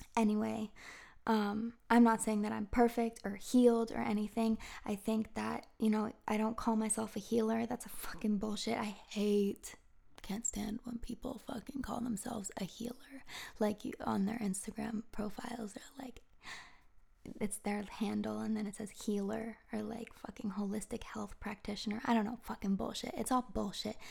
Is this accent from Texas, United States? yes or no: no; Marblehead, Massachusetts, United States; moved away as an adult; also born or lived in Beverly, Massachusetts / San Diego, California; I grew up in Marblehead